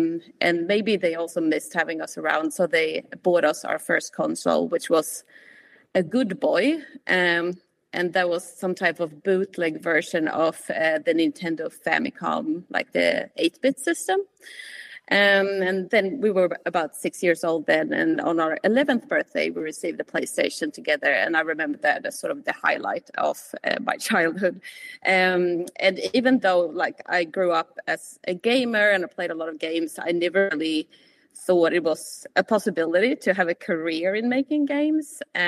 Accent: Sweden; accent: hybrid; now in New Zealand; And I'm also originally from Sweden, hence my hybrid accent, if anyone is wondering.

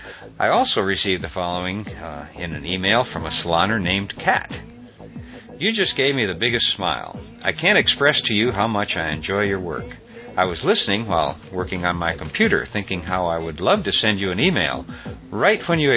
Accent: Topeka, Kansas, United States; Growing up in Topeka, Kansas, my Little League football coach was Picard's attorney.

